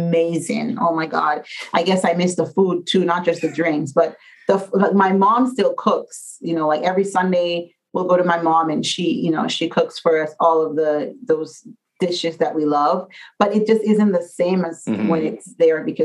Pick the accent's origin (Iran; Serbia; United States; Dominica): Dominica; moved away; I'm from Dominica